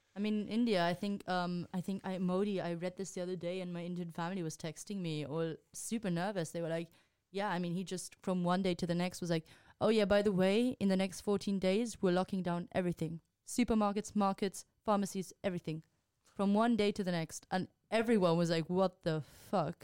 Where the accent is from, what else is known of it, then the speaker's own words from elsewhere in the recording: Spain; moved away; I'm from Spain